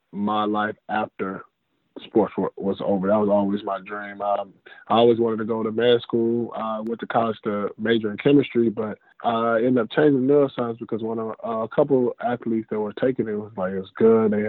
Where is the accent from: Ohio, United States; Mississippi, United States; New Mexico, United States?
Mississippi, United States; Jackson; also born or lived in Stillwater, Oklahoma; I was born in Stillwater, Oklahoma. Uh, I've traveled, lived in Missouri, Texas, Alabama, California, different places. But I reside in Jackson, Mississippi I claim Jackson, Mississippi. That's where I'm from.